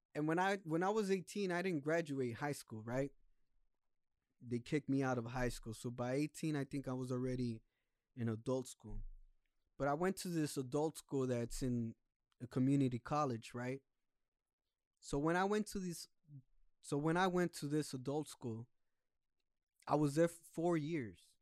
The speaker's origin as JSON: {"language": "English", "country": "United States", "tie": "born or raised there", "also_born_or_lived": "Mexico", "said": "I came when I was still in diapers, and I'm twenty-eight years old now. So all my life I've been here"}